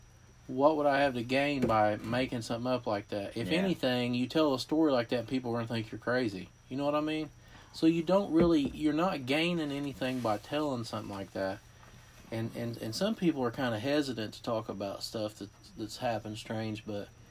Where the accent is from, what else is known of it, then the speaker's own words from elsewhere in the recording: West Virginia, United States; I grew up in West Virginia